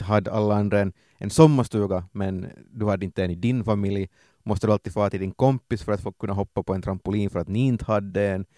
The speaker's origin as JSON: {"language": "Swedish", "region": "Ostrobothnia", "country": "Finland", "said": "i Österbotten har vi svenska tv-kanaler"}